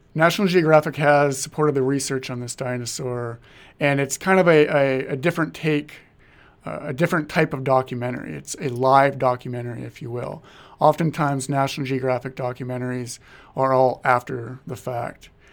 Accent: Marmarth, North Dakota, United States; my hometown of Marmouth, North Dakota

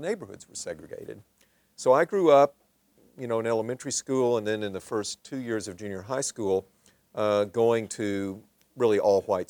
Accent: Little Rock, Arkansas, United States; I grew up in Little Rock, Arkansas, the segregated South

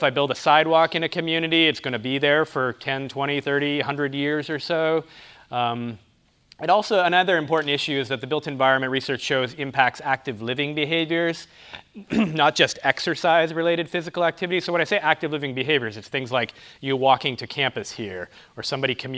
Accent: near Toronto, Ontario, Canada; also born or lived in Kansas; now in Columbia, United States; I'm originally from Canada, in near Toronto, Ontario, Canada. So that might explain the funny accent.

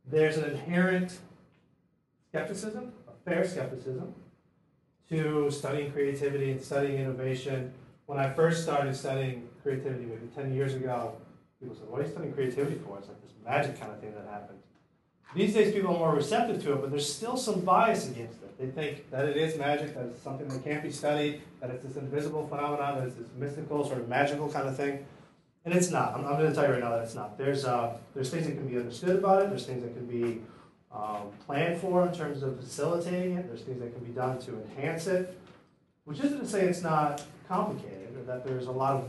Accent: near Detroit, Michigan, United States; moved away; I'm from Detroit, originally near Detroit.

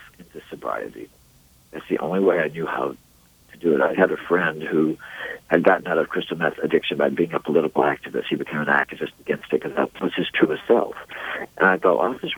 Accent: Mississippi, United States; the way I was raised in Mississippi in this very conservative culture of Christianity and Protestantism

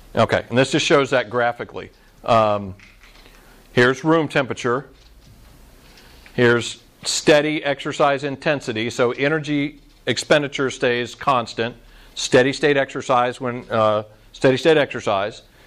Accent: Orlando, Florida, United States; I grew up in Orlando where it seems like it's in the 90 degrees and 90% humidity

